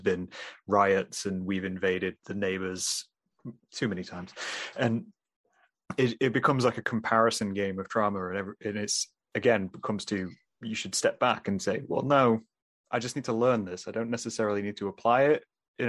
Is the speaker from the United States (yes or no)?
no; England, United Kingdom; so I'm obviously from England. My entire family is from England